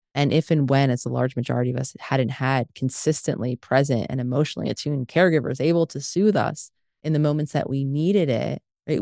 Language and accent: English; Philadelphia, Pennsylvania, United States; moved away; hometown in Philadelphia